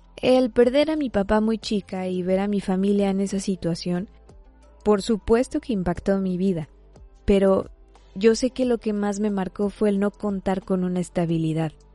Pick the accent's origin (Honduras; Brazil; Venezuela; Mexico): Mexico; Yo soy mexicana